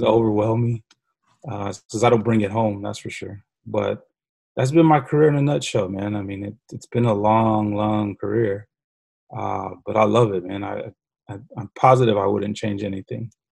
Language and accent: English; San Antonio, Texas, United States; grew up on the southeast side of San Antonio, right down the street from Highlands High School